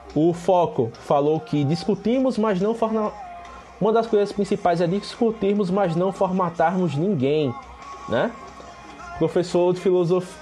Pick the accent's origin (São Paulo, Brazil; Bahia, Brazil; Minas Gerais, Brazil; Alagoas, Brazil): Alagoas, Brazil; Penedo; eu sou de Penedo, que é uma cidade pequena aqui no interior de Alagoas